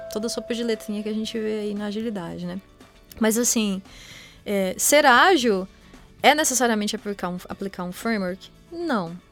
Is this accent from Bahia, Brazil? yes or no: yes; Vitória da Conquista, Bahia, Brazil; moved away as an adult; now in São Carlos, Brazil; eu sou baiana, né? Sou de Vitória da Conquista e, e fiz minha graduação lá também